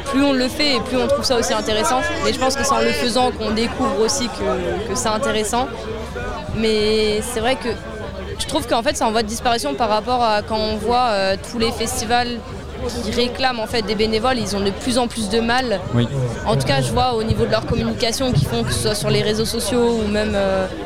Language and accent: French; Morlaix, Brittany, France; Et moi, du coup, je suis originaire de Morlaix. Je suis en étude à Angers